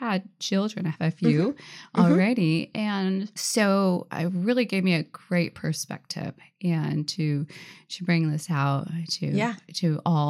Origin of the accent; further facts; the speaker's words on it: Tacoma, Washington, United States; I'm from Tacoma area, a little bit more south.